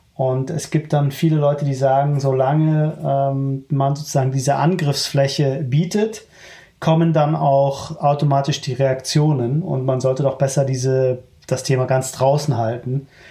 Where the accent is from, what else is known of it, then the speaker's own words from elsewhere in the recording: Germany; Ich bin sehr happy damit, äh, Deutsche zu sein.